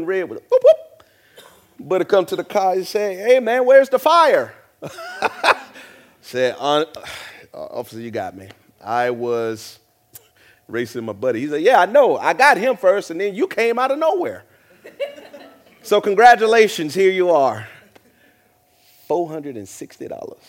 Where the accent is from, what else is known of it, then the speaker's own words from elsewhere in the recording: the South, United States; Growing up in the South and from a black family